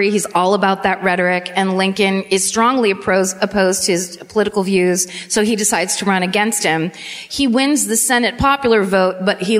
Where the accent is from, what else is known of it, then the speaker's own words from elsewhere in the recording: France; English is a second language; I'm from France, so I don't really know how to say your city's names.